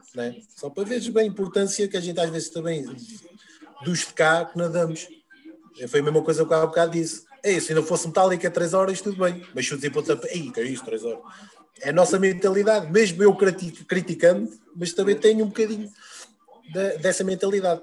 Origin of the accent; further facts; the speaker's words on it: Peniche, Centro, Portugal; na minha terra, em Peniche